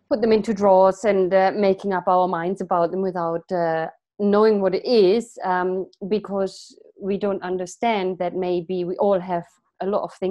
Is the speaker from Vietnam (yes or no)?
yes; Vietnam; now in England, United Kingdom; i'm originally from vietnam